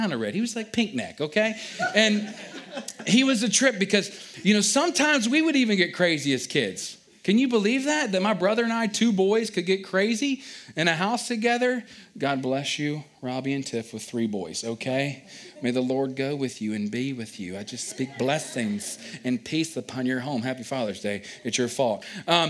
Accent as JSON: {"language": "English", "town": "Culpeper", "region": "Virginia", "country": "United States", "tie": "born or raised there", "said": "I grew up again down in Culpeper, Virginia"}